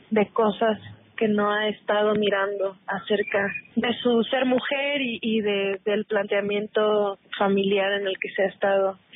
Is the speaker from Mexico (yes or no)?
yes; Mexico